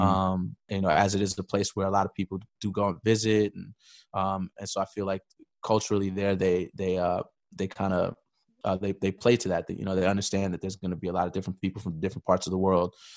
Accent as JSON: {"language": "English", "town": "New York City", "region": "New York", "country": "United States", "tie": "born or raised there", "said": "born, born and raised in New York City"}